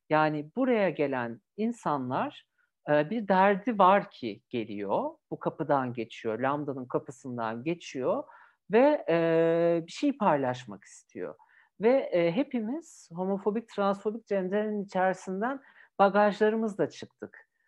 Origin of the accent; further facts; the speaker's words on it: Bursa, Turkey; Bursa'da doğdum, büyüdüm.